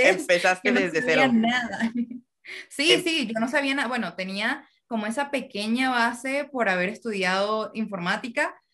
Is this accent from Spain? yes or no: no; Venezuela; Hasta que llegó un punto que dije, voy a poner un cartel en la pared que diga, soy venezolana.